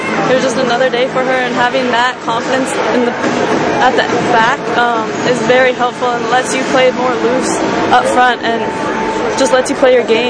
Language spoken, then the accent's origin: English; Oshawa, Ontario, Canada; moved away as an adult; also born or lived in Courtice, Ontario / Whitby, Ontario / Merrimack, Massachusetts; Growing up in Oshawa area